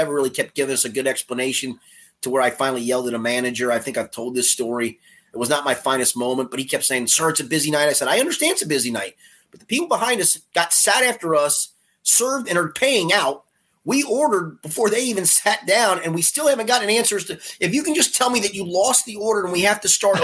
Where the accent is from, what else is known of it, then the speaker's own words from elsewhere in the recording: Florence, Kentucky, United States; also born or lived in Crestview Hills, Kentucky; My sixth grade teachers at Yaley were all pretty good.